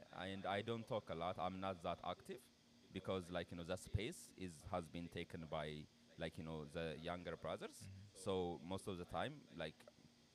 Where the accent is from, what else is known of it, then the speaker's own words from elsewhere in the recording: Addis Ababa, Ethiopia; English is a second language; moved away as an adult; I was born there, I grew up there, and like my parents still live